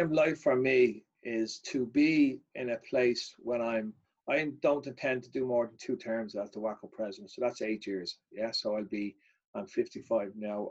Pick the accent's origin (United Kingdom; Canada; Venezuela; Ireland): Ireland; I, am unique as an Irishman